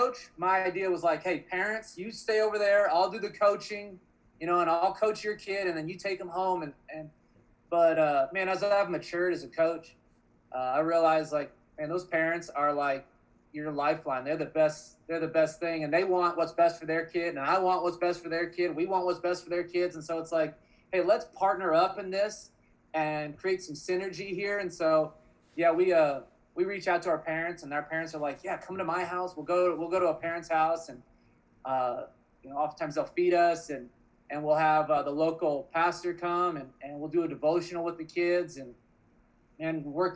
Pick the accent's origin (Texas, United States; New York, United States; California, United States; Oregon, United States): Oregon, United States; I grew up in Oregon